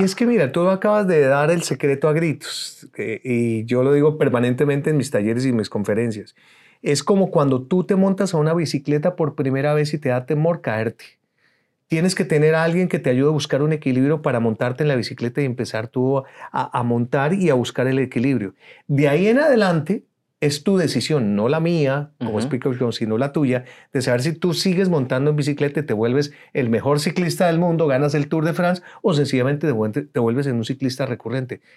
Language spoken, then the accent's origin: Spanish; Colombia; moved away as an adult; now in United States; Soy colombiano, soy egresado de la Universidad Javeriana, soy comunicador social